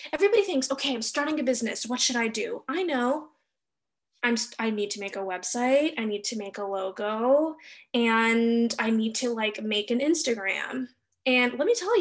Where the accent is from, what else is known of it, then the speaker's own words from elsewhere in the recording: Los Angeles, California, United States; moved away; I grew up in Los Angeles, California